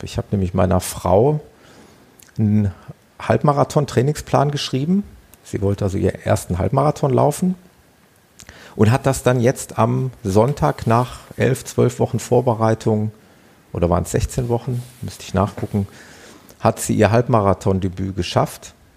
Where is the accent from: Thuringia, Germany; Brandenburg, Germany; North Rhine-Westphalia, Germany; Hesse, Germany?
North Rhine-Westphalia, Germany; Ruhr area; accent: Ruhrpott; ob man mir das so anhört, dieses Ruhrpottlern